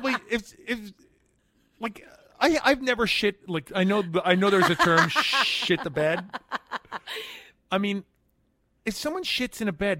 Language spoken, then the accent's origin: English; New York City, New York, United States; I grew up in Manhattan. I'm born and raised.